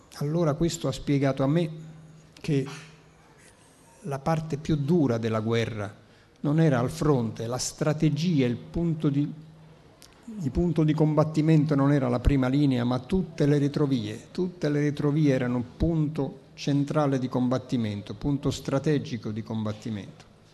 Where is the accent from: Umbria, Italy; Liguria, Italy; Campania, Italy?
Campania, Italy; Naples; accent: Neapolitan; first language Neapolitan; Italian is a second language; la lingua materna che è il napoletano. È stata la mia lingua madre